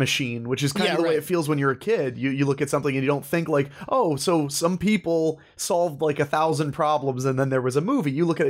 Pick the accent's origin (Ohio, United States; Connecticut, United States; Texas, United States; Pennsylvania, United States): Ohio, United States; moved away as an adult; also born or lived in New Hampshire / New Jersey; I was born in Ohio. I spent a little bit of my childhood, a very small amount of my childhood, in New Hampshire. But for the most part, Ohio boy. When I turned 18, I actually moved to New Jersey.